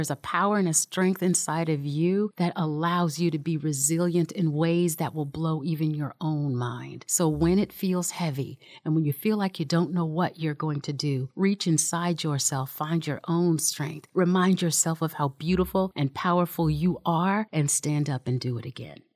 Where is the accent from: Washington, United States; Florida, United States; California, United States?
Washington, United States; Seattle; moved away as an adult; we're not from here. We're from Seattle, so we're transplants